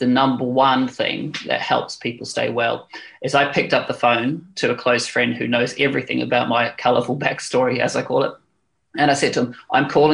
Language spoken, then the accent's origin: English; New Zealand; now in London, United Kingdom; I'm a Kiwi abroad